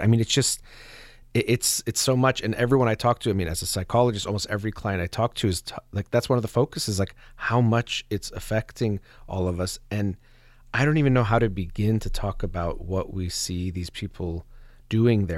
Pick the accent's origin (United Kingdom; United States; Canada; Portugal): United States; I was born and raised in the United States